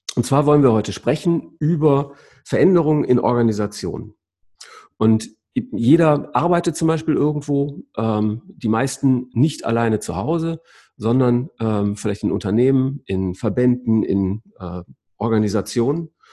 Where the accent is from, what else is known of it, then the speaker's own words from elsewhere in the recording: Essen, North Rhine-Westphalia, Germany; du bist ein Kind des Reviers, Essener, wie ich